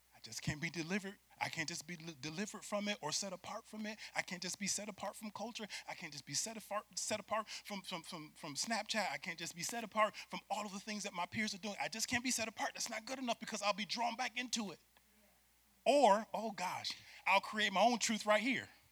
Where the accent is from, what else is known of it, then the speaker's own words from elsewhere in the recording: Syracuse, New York, United States; I'm from Syracuse, New York